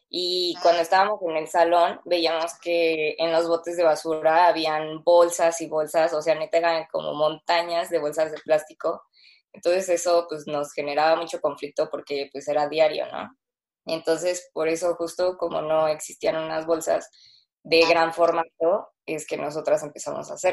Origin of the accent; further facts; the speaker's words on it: Mexico City, Mexico; Eh, pues somos de la Ciudad de México, las dos.